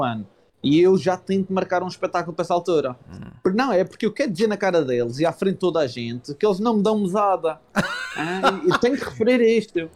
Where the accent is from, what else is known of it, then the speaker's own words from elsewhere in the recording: Madeira, Portugal; also born or lived in Lisbon; vou, mas é para a minha terra